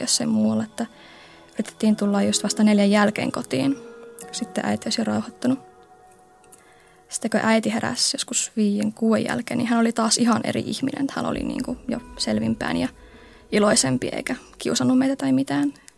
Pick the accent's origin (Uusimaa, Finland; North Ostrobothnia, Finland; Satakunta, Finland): North Ostrobothnia, Finland; Oulu; Mä synnyin Oulussa 22 vuotta sitten sellaiseen pieneen lähiöön Oulujoen rannalla.